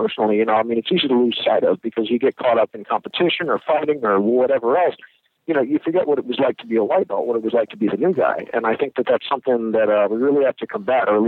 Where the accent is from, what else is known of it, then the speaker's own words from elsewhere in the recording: Arlington, Virginia, United States; I grew up in the Arlington, Virginia, D.C. area. I went to school here, you know, was here my whole life.